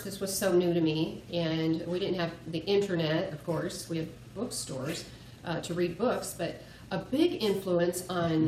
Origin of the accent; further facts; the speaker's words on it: Southern California, United States; moved away; also born or lived in Twain Harte, California; I was raised in Southern California, and I moved up to Northern California after my parents retired